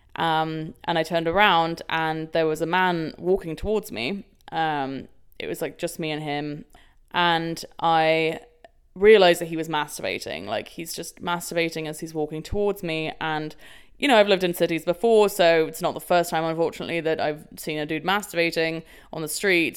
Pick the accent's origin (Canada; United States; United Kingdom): United Kingdom; London; London, my hometown